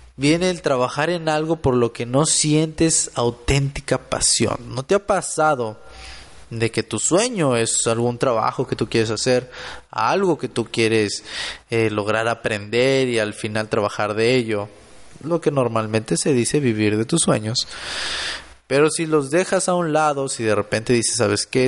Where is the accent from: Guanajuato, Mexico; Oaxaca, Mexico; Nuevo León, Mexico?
Nuevo León, Mexico; Monterrey; Soy de Monterrey, Nuevo León